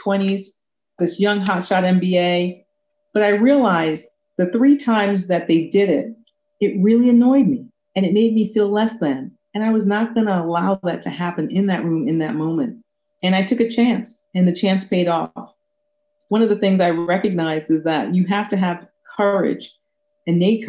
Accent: New York, United States; born or raised there; also born or lived in Kingston, Jamaica

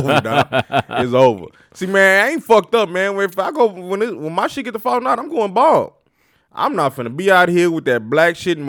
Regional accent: Austin, Texas, United States; Yeah, I grew up in Austin.

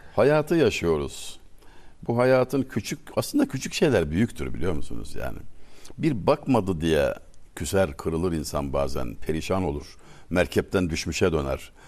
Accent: Denizli, Turkey; Ben Denizliliyim

